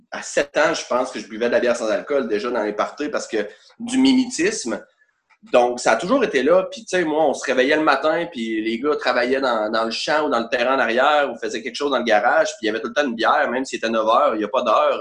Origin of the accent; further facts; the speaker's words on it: Quebec City, Quebec, Canada; Je viens d'Orsainville, c'est très important de spécifier Orsainville et non Charlebourg parce qu'il y a des limites